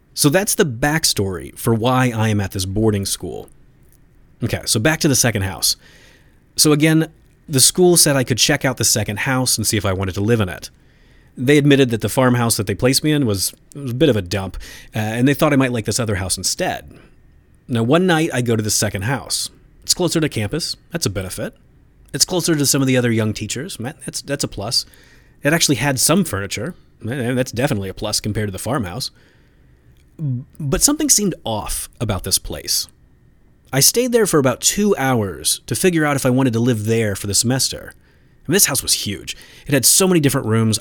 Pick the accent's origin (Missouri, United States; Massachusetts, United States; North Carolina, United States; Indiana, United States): Indiana, United States; my home state of Indiana